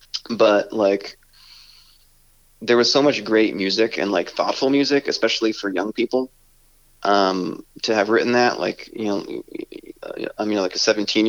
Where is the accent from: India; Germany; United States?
United States; Connecticut; I'm from Connecticut